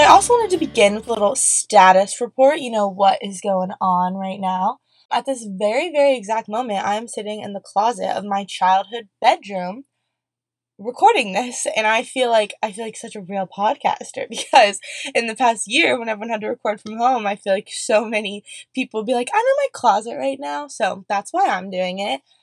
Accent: Columbus, Ohio, United States; moved away as an adult; also born or lived in New York; now in Pennsylvania, United States; I am from Columbus, Ohio. I grew up in the suburbs

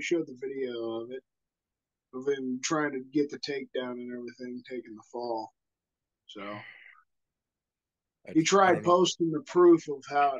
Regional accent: Kansas City, United States; we're fucking from Kansas City.

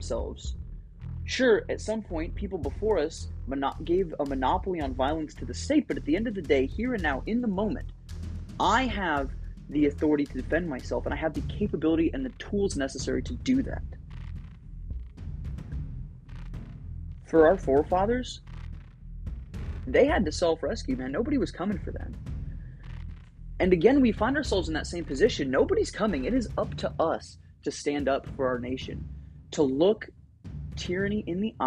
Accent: United States; as freeborn American men and women

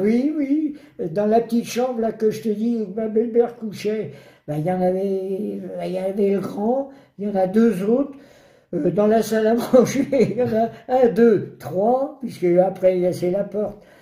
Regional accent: Brittany, France; en tant que breton

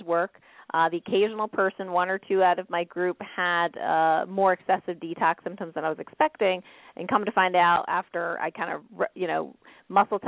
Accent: Canada; now in New York, United States; I'm Canadian that lives in New York

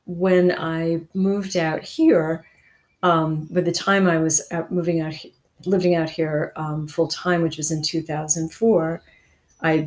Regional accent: Cleveland, Ohio, United States; moved away as an adult; also born or lived in Nova Scotia / New York City; I was born in Cleveland in 1953, and I went to the Cleveland Institute

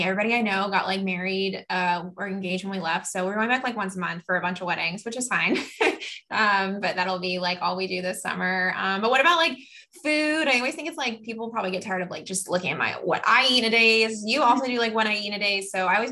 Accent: North Carolina, United States; now in Texas, United States; where I'm from North Carolina

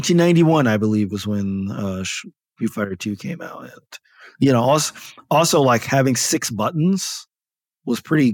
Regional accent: Paterson, New Jersey, United States; So this was in Northern New Jersey. So I grew up in Paterson, New Jersey, which is about 10 miles from Manhattan.

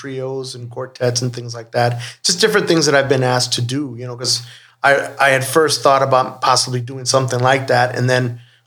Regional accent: Tucson, Arizona, United States; moved away as an adult; now in Los Angeles, United States; I was born and raised in Tucson, Arizona.

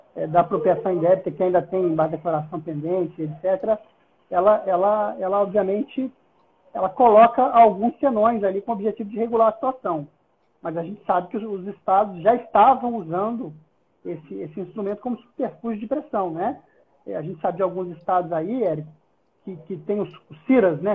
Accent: Brazil; eu sou brasileiro

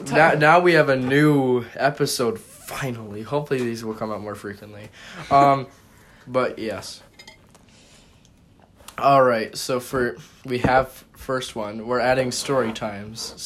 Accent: Canada; I'm Canadian

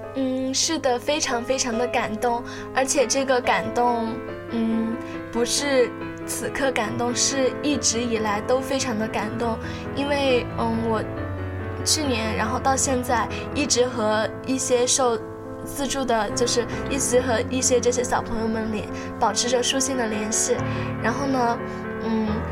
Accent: Sichuan, China; 我是四川人，然后我呢，在那个五幺二地震中，然后我家的房子也就垮塌了

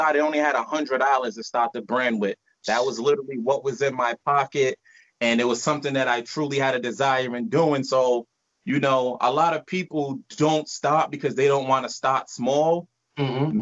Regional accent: Providence, Rhode Island, United States; Originally, we're from Providence, Rhode Island

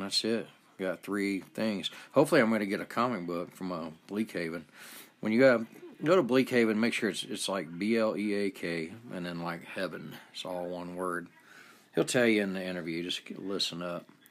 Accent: Atlanta, Georgia, United States; I grew up in Atlanta, Georgia

